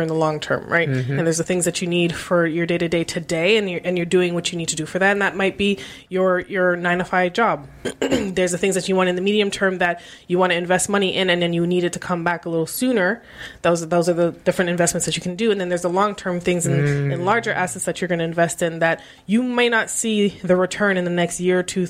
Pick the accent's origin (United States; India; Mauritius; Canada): Canada